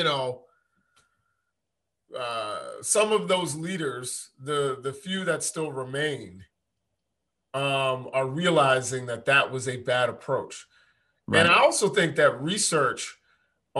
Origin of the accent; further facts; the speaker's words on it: New York, United States; I'm from Spanish Harlem, which is different than, you know, West Harlem